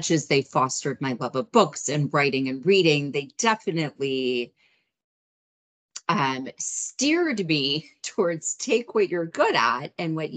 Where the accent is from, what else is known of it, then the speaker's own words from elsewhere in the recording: United States; as an American